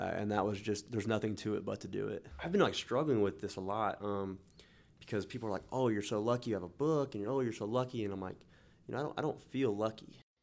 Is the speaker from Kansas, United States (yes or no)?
yes; Newton, Kansas, United States; moved away as an adult; now in Wichita, United States; I was born and raised in Newton, Kansas